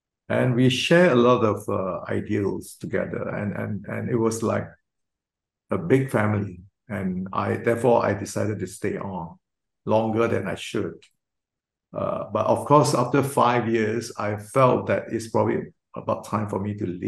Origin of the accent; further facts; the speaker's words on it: George Town, Penang, Malaysia; moved away as an adult; also born or lived in Kuala Lumpur, Malaysia / Johor, Malaysia; now in Singapore; I'm actually used to be a Malaysian. I was born in Georgetown, Penang